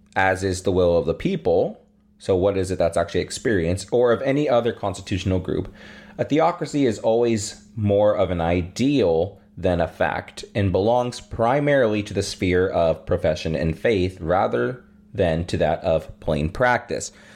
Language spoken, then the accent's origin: English; about an hour from Lodi, California, United States; now in Rock Valley, United States; just a little over an hour from where I grew up